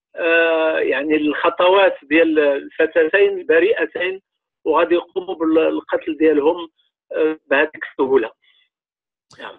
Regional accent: Morocco; المدرسه اللي عندنا في المغرب هي ديال الدوله

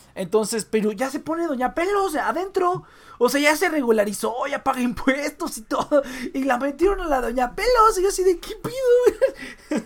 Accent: Michoacán, Mexico; now in Tijuana, Mexico; Yo soy de Michoacán, que es culinariamente superior

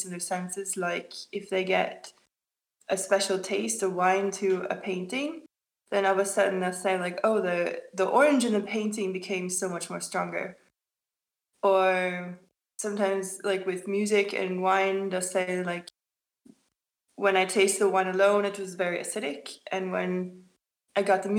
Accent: Oslo, Norway; I'm from Oslo

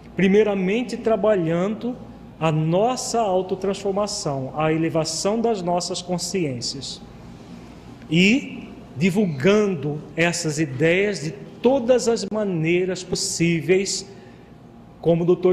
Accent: Brazil; como brasileiros

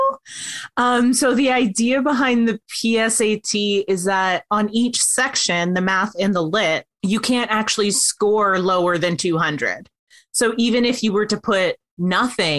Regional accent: Canada; we're all Canadian

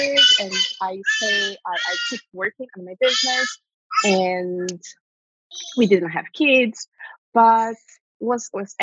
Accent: Brazil; English is a second language; moved away as an adult; now in Orlando, United States; I got a GED here because I didn't bring all my documents from Brazil

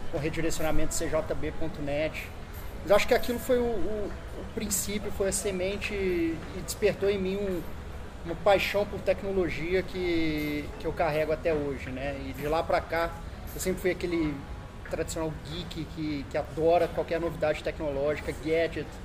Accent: Barbacena, Minas Gerais, Brazil; accent: mineiro; acho que o sotaque não engana, eu sou mineiro, Barbacena.

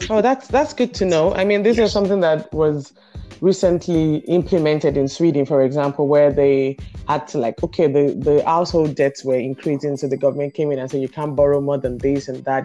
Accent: Nigeria; growing up in Nigeria

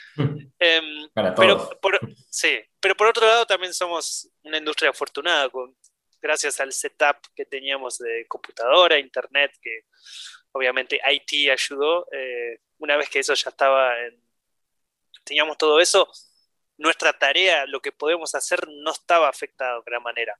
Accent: Argentina; now in Denmark; yo como argentino

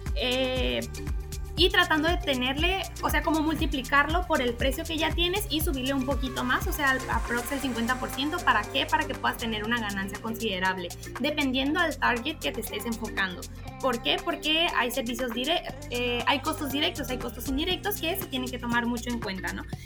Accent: Mexico; now in Ecuador; como se diría en México, de donde yo soy

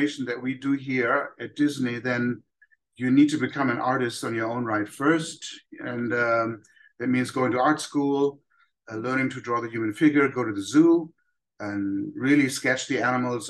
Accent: Germany; moved away; Growing up in Germany

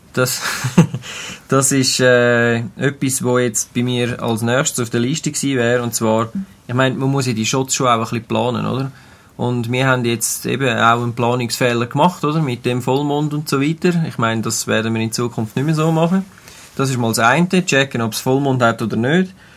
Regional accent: Switzerland; bei uns in der Schweiz

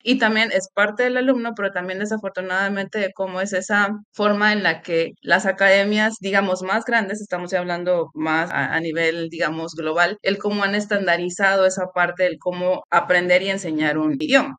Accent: Chiapas, Mexico; estoy en el sur de México, soy de Chiapas

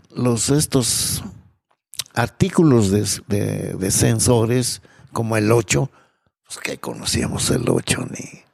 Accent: Mexico; Como todo mexicano

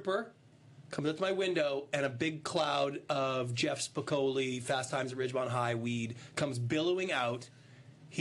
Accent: Canada; moved away as an adult; now in United States; I'm a Canadian. I'm in the middle of my immigration to be a U.S. citizen

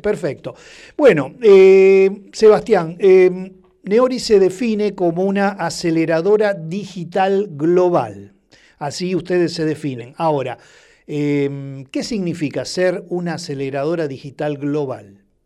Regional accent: Rosario, Santa Fe, Argentina; como rosarino

